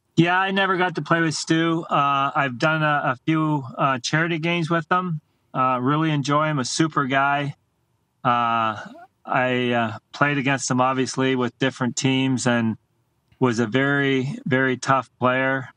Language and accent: English; Canada; as a Canadian